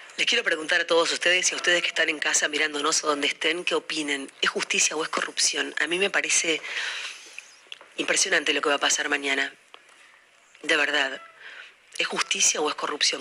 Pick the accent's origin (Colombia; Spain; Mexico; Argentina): Argentina; no somos los argentinos un rebaño de pelotudos